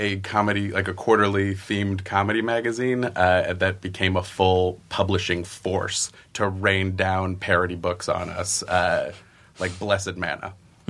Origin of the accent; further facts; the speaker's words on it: Oakland, California, United States; also born or lived in Chicago, United States; now in Southern California, United States; No, I'm from Oakland, California.